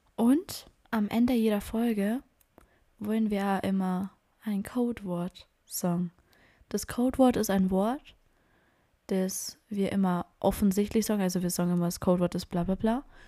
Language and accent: German; Bavaria, Germany; ich bin aus Bayern